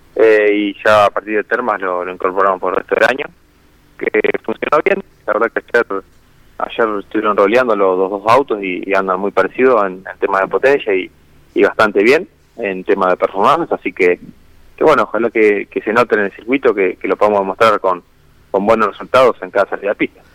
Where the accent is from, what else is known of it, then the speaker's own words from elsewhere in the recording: San Carlos, Maldonado, Uruguay; now in Mar del Plata, Argentina; un poco más sobre la costa, eh, más cerca de, Maldonado, en San Carlos más específicamente